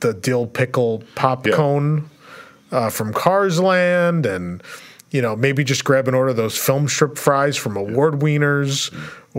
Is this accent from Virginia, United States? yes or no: no; New York City, New York, United States; I grew up in the Bronx